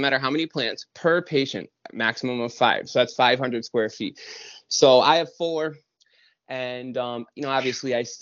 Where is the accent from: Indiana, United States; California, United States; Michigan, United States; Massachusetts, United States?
Massachusetts, United States; Springfield; I was born and raised in Springfield, Mass, in lower middle class family